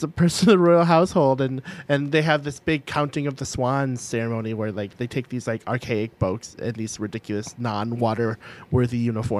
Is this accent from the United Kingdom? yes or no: yes; United Kingdom; Because I'm British?